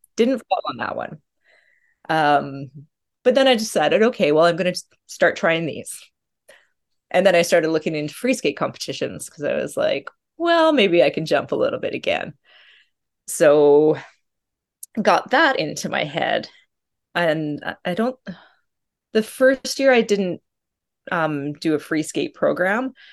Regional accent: Calgary, Alberta, Canada; I grew up in Calgary, which is about an hour away from Banff, Rocky Mountains

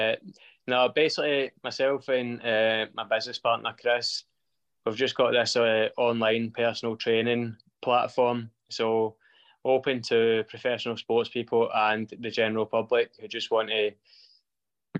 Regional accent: East Kilbride, Scotland, United Kingdom; we've got the job as the strength and conditioning coaches at East Kilbride, so that's my hometown club

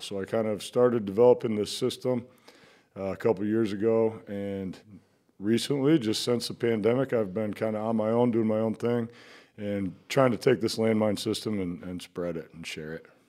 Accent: Iowa City, Iowa, United States; I grew up in Iowa City. Um, and I, I'm an Iowa kid

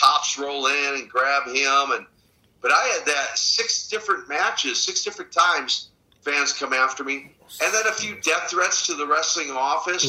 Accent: Minnesota, United States; I actually hail from the great state of Minnesota

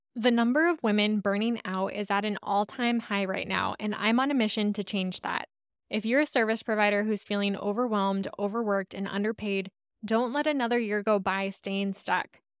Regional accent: Monticello, Iowa, United States; I grew up in Monticello, which is very close to Cascade

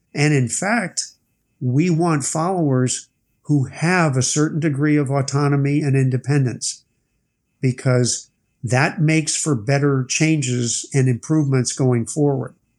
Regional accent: United States; I'm an American

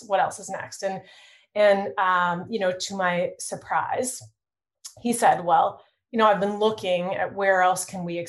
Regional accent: Toronto, Ontario, Canada; I'm born and raised in Toronto

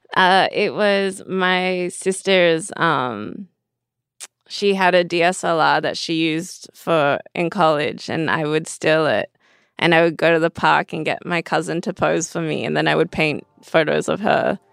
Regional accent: Perth, Western Australia, Australia; now in Los Angeles, United States; so I grew up in Perth. It's a, a small town in, on, in Western Australia.

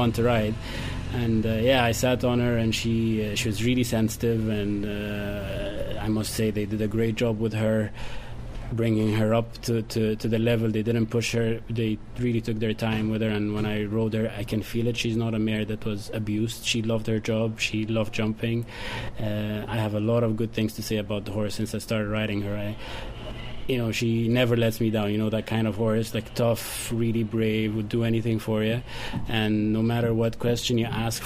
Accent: Cairo, Cairo Governorate, Egypt; now in Ireland; I'm Egyptian. I was born in Egypt, obviously in Cairo.

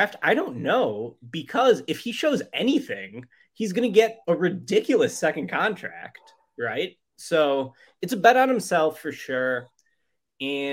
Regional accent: Chicago, Illinois, United States; I'm from Chicago, and I'm not an Illinois basketball fan

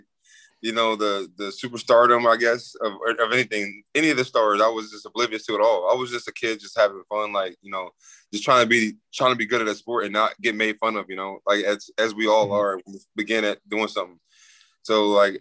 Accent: Omaha, Nebraska, United States; I'm from Omaha

